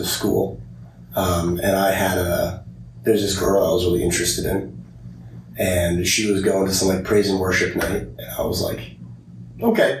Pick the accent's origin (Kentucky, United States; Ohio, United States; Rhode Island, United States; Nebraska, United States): Nebraska, United States; Omaha; moved away as an adult; now in Vermillion, United States; I'm from Omaha, Nebraska